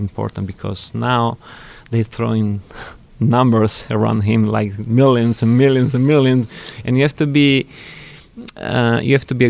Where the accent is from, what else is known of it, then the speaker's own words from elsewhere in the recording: Milan, Lombardy, Italy; I was born in Milan.